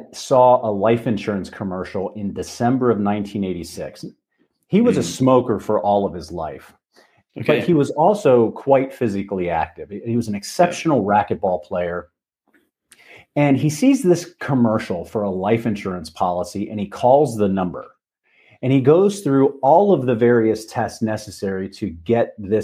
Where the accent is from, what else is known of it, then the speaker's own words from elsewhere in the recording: north of Dayton, Ohio, United States; moved away; I grew up in Ohio, okay. About 20 minutes north of Dayton